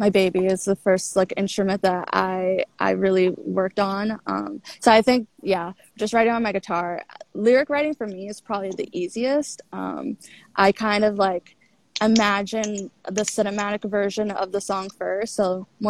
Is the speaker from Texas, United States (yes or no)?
no; Washington, District of Columbia, United States; moved away as an adult; now in New York City, United States; I'm from DC, the DC area, which is where I'm at right now. But I live in New York City. I've been living there for 7 years